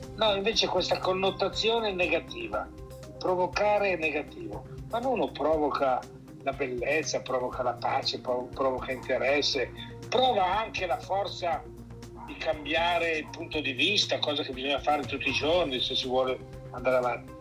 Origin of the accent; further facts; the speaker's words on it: Milan, Lombardy, Italy; now in Tuscany, Italy; sono milanese però vivo in Toscana